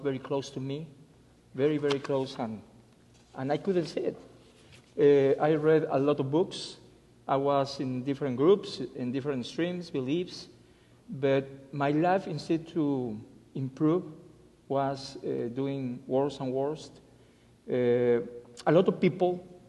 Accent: Mexico City, Mexico; English is a second language; moved away as an adult; also born or lived in Guadalajara; now in Alabama, United States; I was born and raised in Mexico City

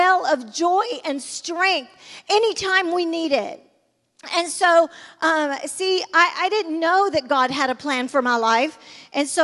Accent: Sylacauga, Alabama, United States; also born or lived in Birmingham, Alabama; I was raised in Sylacauga, and then we came to Birmingham where my Nana lived

